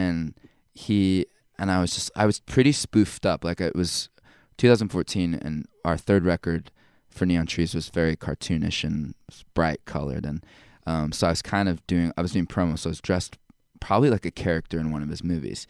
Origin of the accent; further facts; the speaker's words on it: Temecula, California, United States; moved away as an adult; also born or lived in Provo, Utah; I grew up in Southern California, Temecula.